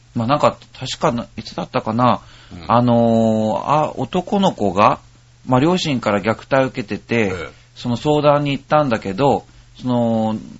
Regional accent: Ishikawa, Japan; 僕の出身の石 川県

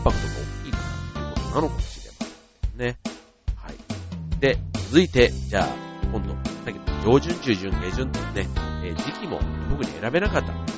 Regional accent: Osaka, Japan; 僕も大阪ですけど

